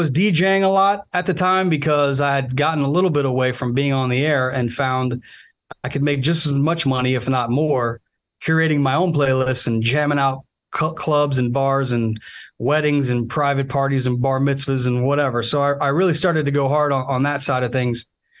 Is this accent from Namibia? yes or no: no; Chicago, Illinois, United States; moved away; I'm originally from the Chicago area